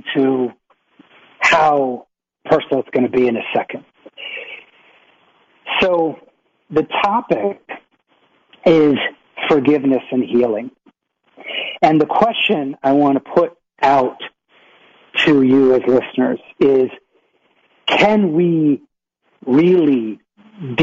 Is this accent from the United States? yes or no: yes; Boston, Massachusetts, United States; I was born in Boston, Massachusetts.